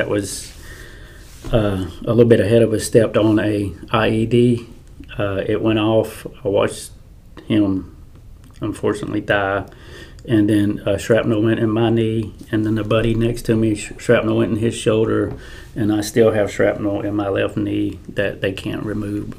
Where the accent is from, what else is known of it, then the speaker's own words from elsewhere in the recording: Clayton County, Georgia, United States; I grew up here in Georgia, and actually down in Clayton County, graduated from Morrow High School